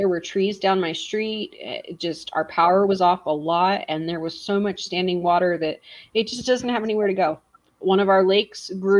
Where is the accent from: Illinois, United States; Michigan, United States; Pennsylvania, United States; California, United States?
California, United States; Sacramento; I am sitting in a hotel room doing great work in the Human Trafficking Awareness Month in Denver, but I'm actually from California.